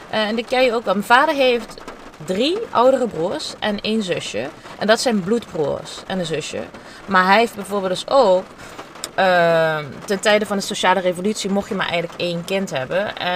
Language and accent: Dutch; Heerlen, Limburg, Netherlands; now in Amsterdam, Netherlands; Ik kom uit Heerlen.